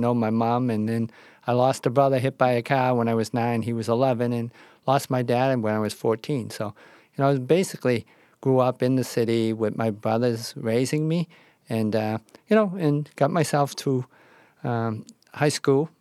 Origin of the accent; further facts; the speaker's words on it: Boston, Massachusetts, United States; I grew up in South Boston.